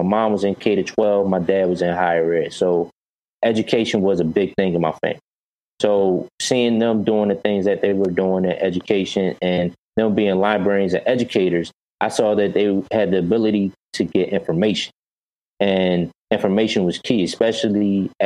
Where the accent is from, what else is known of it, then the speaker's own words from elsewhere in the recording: Philadelphia, Pennsylvania, United States; also born or lived in Chicago; I grew up in North Philadelphia originally